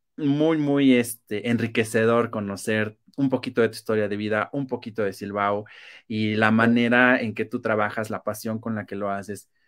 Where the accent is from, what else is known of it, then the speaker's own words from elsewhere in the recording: Mexico; como buenos mexicanos